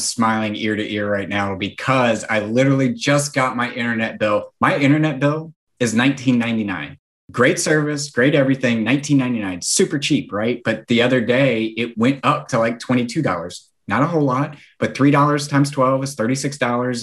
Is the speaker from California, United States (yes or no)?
no; Nashville, Tennessee, United States; I'm from Nashville.